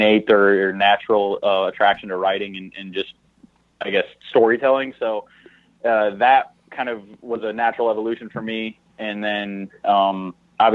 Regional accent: Southwest Michigan, United States; born and raised in Southwest Michigan. Absolutely love my roots there

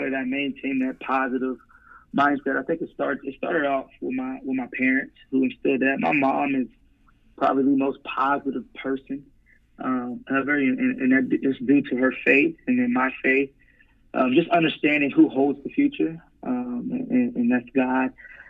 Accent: Dallas, Texas, United States; And I'm from Dallas, so we're here.

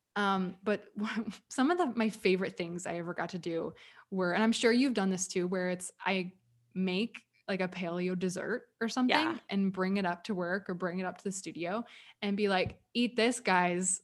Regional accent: the South, United States; I grew up in the Walmart universe of the South

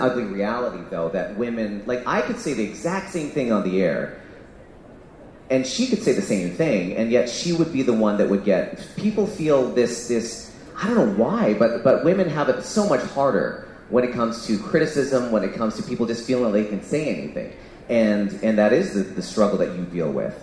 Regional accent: Canada; also born or lived in Vancouver; I'm Canadian born Singaporean

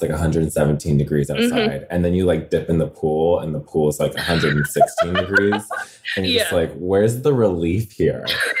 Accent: Redlands, California, United States; I'm from California. I'm from like closer to Palm Springs area, Redlands, California.

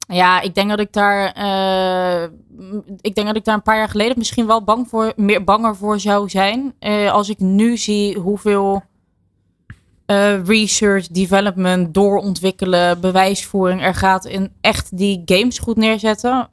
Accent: Netherlands; ik blijf toch een Hollander

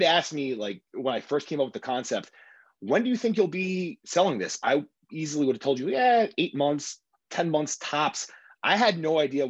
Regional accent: New York City, New York, United States; I am born and raised in Queens, New York, Bayside, New York specifically

